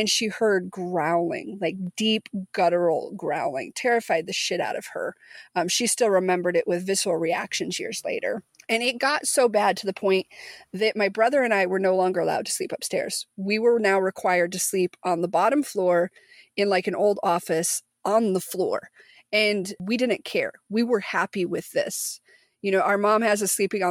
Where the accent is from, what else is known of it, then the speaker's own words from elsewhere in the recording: Missouri, United States; moved away; also born or lived in Tulsa, Oklahoma; the house that Ivy and I grew up in Missouri